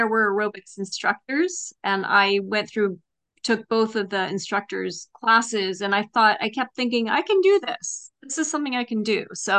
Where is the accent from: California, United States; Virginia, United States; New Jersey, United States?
California, United States; Los Angeles; I grew up in Los Angeles.